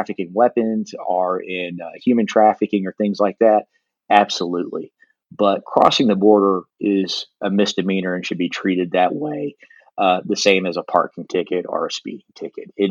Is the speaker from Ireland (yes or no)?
no; El Dorado, Arkansas, United States; in Arkansas, you know, in my hometown of El Dorado